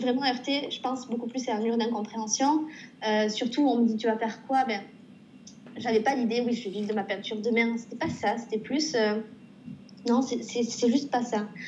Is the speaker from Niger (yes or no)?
no; Pau, Nouvelle-Aquitaine, France; moved away as an adult; now in Montreal, Canada; je suis originaire donc, de Pau.